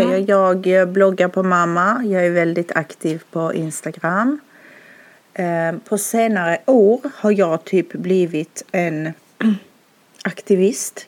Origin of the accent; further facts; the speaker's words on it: Skåne, Sweden; moved away as an adult; now in Stockholm, Sweden; jag bor i Stockholm men jag är som du hör från Skåne. Jag är uppvuxen där